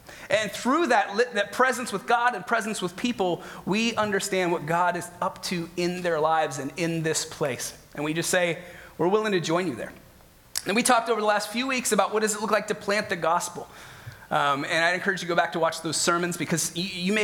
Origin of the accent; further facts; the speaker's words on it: Midwest, United States; moved away as an adult; also born or lived in Northeast Ohio / Chicago; now in Fremont, United States; I'm from the Midwest, so most of my life has been either spent in Northeast Ohio or Chicago